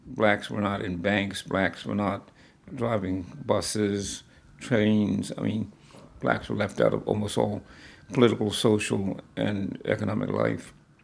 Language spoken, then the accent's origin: English; Philadelphia, Pennsylvania, United States; I remember as a child growing up in the Black Bottom